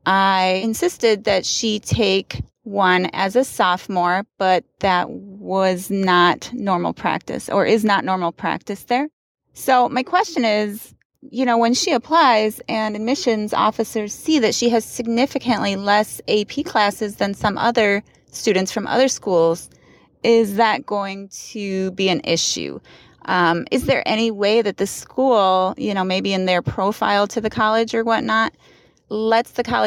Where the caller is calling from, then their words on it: Lansing, Michigan, United States; I'm from Lansing, Michigan.